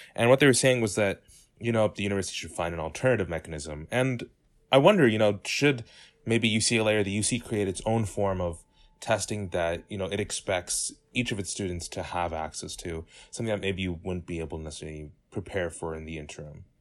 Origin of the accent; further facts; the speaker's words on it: San Diego, California, United States; I come from San Diego, California, and from a more affluent community